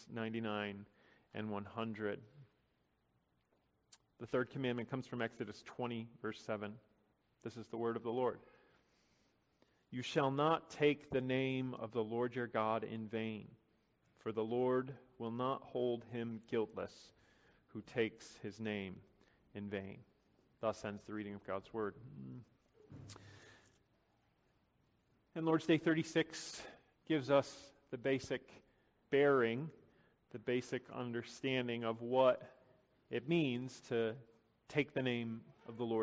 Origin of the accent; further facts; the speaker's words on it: Chicago, Illinois, United States; Growing up in Chicago during the 90s